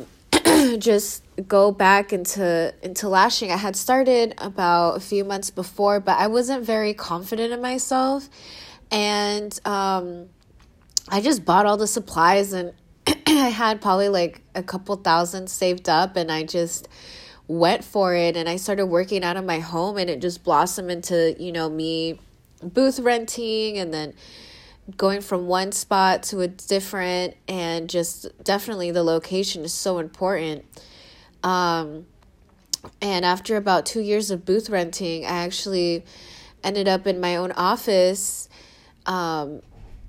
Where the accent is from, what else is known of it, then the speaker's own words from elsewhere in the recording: Seattle, Washington, United States; moved away as an adult; now in San Diego, United States; my family moved up to Seattle when I was 7 years old